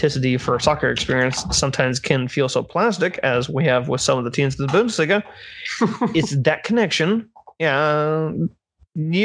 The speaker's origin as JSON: {"language": "English", "country": "United States", "said": "as an American"}